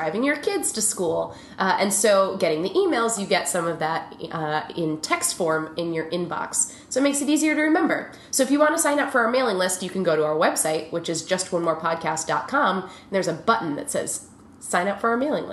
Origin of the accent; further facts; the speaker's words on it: Midwest, United States; now in New York, United States; I grew up in the Midwest